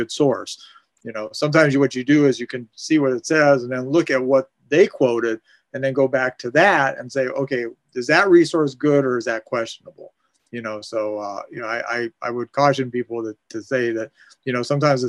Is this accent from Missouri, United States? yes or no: no; Canton, Ohio, United States; I actually grew up in Canton. I grew up within walking distance of the Hall of Fame.